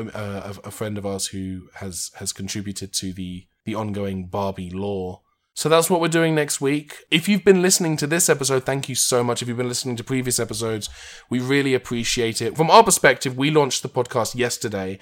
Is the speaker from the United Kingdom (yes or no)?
yes; United Kingdom; also born or lived in Los Angeles; There was one in my hometown